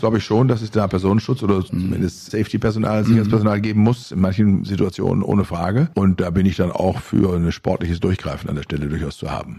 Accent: Germany; bei uns in Deutschland

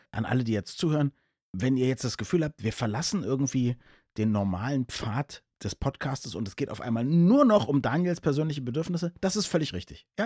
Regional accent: Berlin, Germany

